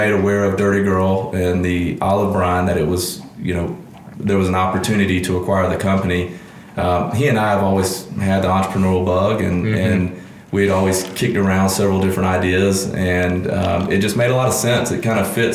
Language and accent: English; Augusta, Georgia, United States; also born or lived in Madison, Mississippi; we moved here when I was 8 years of age